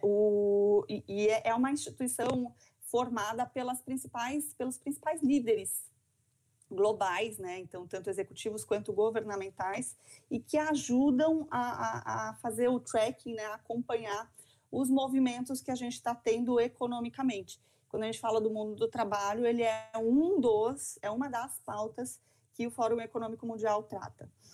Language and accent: Portuguese; São Paulo, Brazil; moved away as an adult; now in Santa Catarina, Brazil; sou paulistana